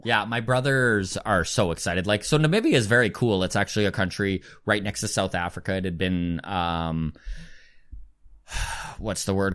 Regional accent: Grande Prairie, Alberta, Canada; moved away as an adult; also born or lived in Edmonton; now in Halifax, Canada; remember growing up in Grand Prairie, Alberta, Northern Alberta

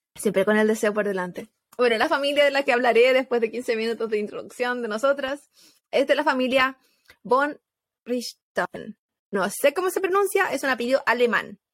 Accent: Chile; moved away; como chilena

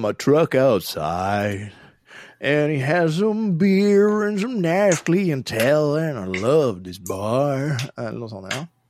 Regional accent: Våler, Østfold, Norway; now in Moss, Norway; jeg er fra Våler, jeg, sånn egentlig. Jeg bor i Moss

